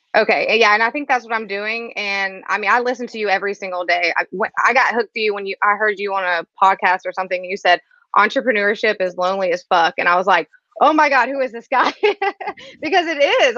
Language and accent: English; Biloxi, Mississippi, United States; moved away as an adult; also born or lived in Los Angeles; I'm from Biloxi, Mississippi. It's a little town um, about an hour outside New Orleans.